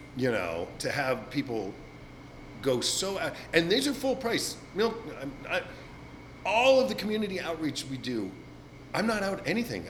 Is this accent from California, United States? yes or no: yes; Glendale, California, United States; moved away as an adult; also born or lived in Paris, France; now in San Francisco, United States; I moved back to Glendale on onto my childhood street and my childhood home